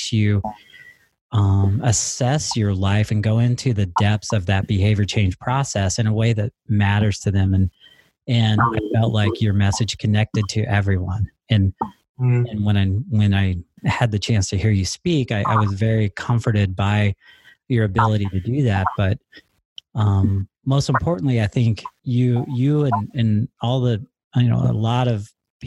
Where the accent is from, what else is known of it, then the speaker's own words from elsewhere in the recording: Stevens Point, Wisconsin, United States; right here in my hometown